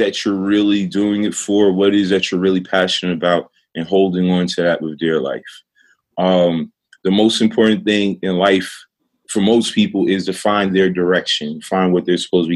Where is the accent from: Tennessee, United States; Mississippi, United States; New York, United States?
New York, United States; New York City; I was raised in Brownsville, Brooklyn, which is a notoriously bad neighborhood in Brooklyn